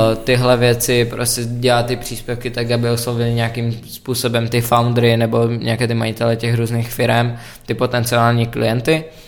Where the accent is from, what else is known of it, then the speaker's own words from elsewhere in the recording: Czechia; jsem Čech